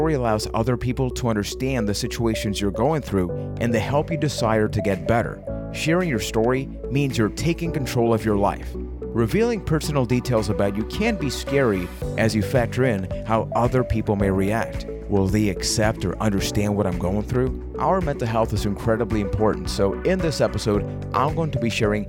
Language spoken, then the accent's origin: English; Puerto Rico; I am from Puerto Rico